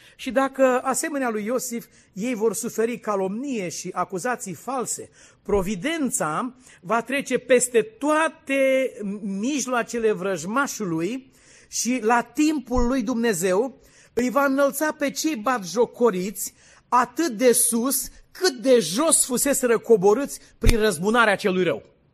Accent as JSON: {"language": "Romanian", "region": "Dâmbovița County", "country": "Romania", "said": "la malul cu flori în Dâmbovița, de unde sunt eu, de acolo, unde e casa noastră"}